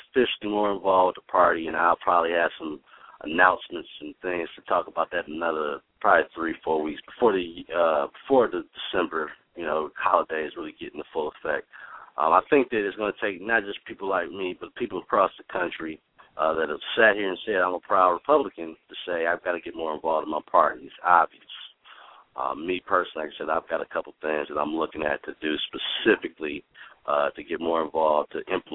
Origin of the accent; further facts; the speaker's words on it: Detroit, Michigan, United States; I'm from Detroit. I went to the same school you did